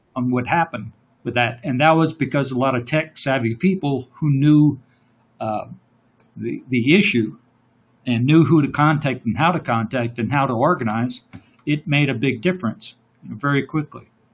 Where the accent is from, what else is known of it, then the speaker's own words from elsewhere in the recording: Louisiana, United States; I'm from Louisiana